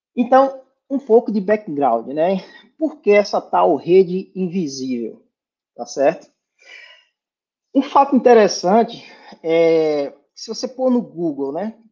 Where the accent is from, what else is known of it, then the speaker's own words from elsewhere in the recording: Irecê, Bahia, Brazil; moved away; eu sou de Irecê, na Bahia, né, interior da Bahia